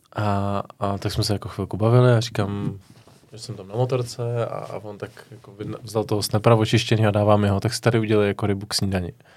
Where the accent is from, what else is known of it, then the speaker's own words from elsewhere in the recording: Vimperk, South Bohemian Region, Czechia; já jsem od, od Vimperka